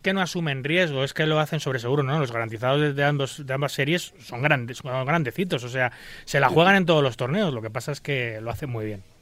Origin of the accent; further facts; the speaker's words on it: Spain; soy española